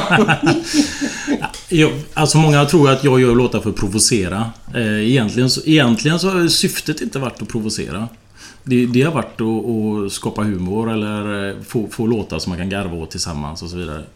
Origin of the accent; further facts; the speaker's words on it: Partille, Västra Götaland, Sweden; also born or lived in Tynnered; now in Bollebygd, Sweden; Jag är uppvuxen i Partille